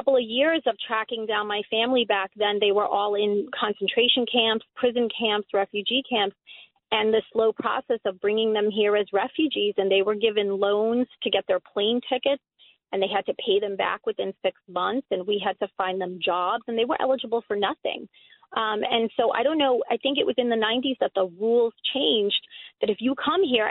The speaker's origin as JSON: {"language": "English", "town": "New York City", "region": "New York", "country": "United States", "tie": "born or raised there", "also_born_or_lived": "Europe", "said": "I'm an immigrated former like European immigrant, come to Queens as a child with my immigrant parents"}